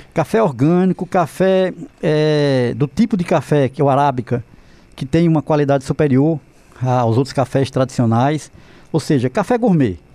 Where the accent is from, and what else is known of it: Pernambuco, Brazil